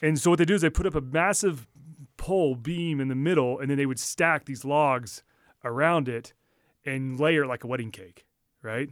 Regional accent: Texas, United States; moved away; we grew up all in Texas

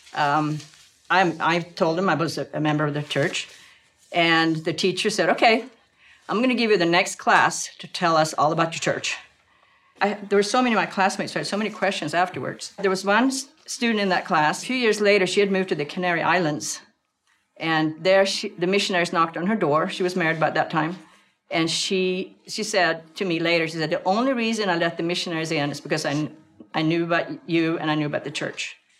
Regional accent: Sweden; I grew up in Sweden, and I was the only LDS person in my high school

